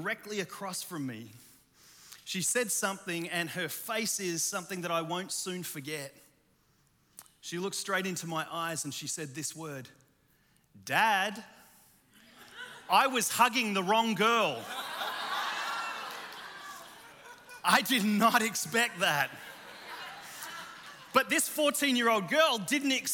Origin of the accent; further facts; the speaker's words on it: Australia; moved away; also born or lived in Chicago; I'm Australian